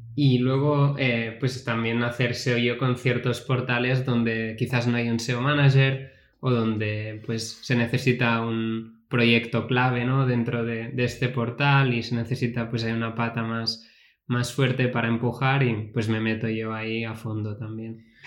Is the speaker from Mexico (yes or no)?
no; Catalonia, Spain; yo como buen catalán